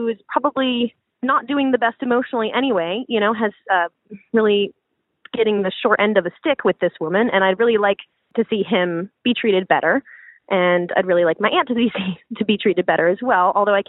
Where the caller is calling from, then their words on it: Pacific Northwest, United States; I'm calling from the Pacific Northwest, and I'm a cis queer woman in her late 20s.